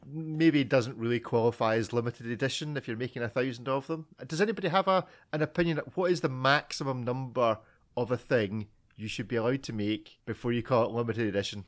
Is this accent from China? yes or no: no; Scotland, United Kingdom; I'm Scottish